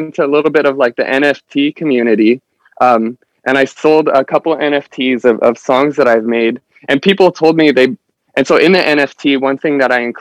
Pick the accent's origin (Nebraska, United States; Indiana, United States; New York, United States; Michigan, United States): Nebraska, United States; moved away as an adult; now in Huntington Beach, United States; I'm from Nebraska. So like growing up in the cornfields